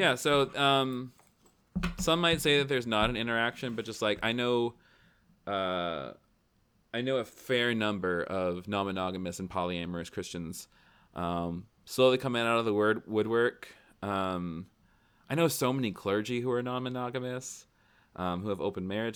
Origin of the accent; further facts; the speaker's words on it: Tennessee, United States; I grew up in Tennessee.